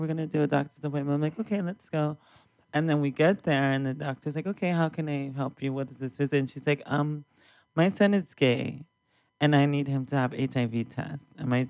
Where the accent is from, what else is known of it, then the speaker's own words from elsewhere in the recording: San Diego, California, United States; moved away; I was raised in San Diego.